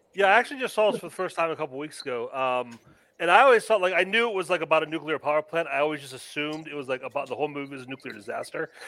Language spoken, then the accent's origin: English; Pennsylvania, United States; growing up in Pennsylvania